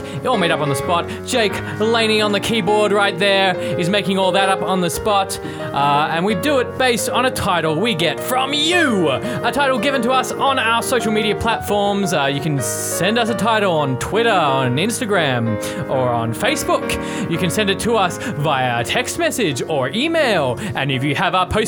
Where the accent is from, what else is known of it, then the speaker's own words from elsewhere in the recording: Perth, Western Australia, Australia; moved away; I'm from Perth and I haven't been back there in so long